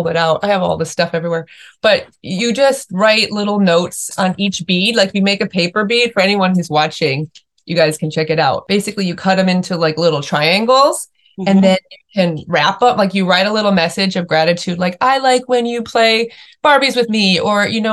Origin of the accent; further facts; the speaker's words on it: Chicago, Illinois, United States; also born or lived in Australia; now in San Diego, United States; I grew up in the Midwest in Chicago with like big yards and big outdoor space